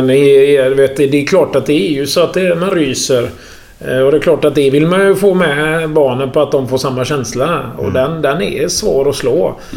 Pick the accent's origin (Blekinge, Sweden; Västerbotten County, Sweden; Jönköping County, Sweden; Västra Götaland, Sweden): Västra Götaland, Sweden; Gothenburg; Och så kommer jag upp då som göteborgare och ska diskutera med kommunstyrelsen